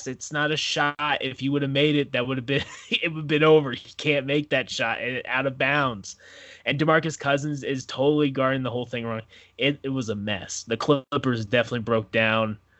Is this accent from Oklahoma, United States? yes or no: yes; Oklahoma, United States; I'm from Oklahoma